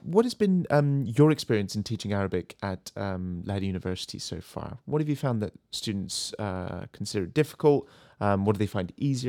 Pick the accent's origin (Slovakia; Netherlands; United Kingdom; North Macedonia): United Kingdom; England; We're both English